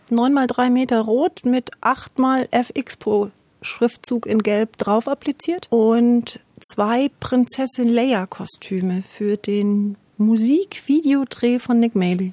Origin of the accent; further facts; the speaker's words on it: Munich, Bavaria, Germany; moved away as an adult; now in Erlangen, Germany; Ich komme aus München